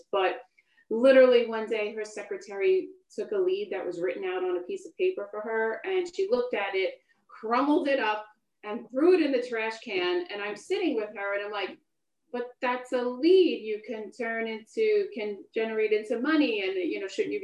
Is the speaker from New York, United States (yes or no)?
yes; Long Island, New York, United States; I grew up on Long Island